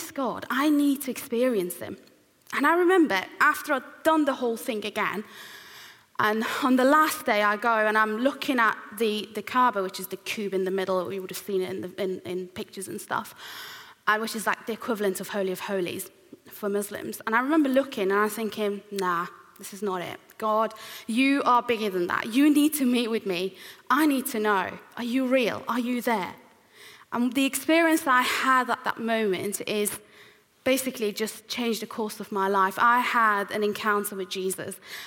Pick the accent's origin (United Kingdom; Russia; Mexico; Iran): Iran; moved away; I was born and raised in Iran, which is an Islamic country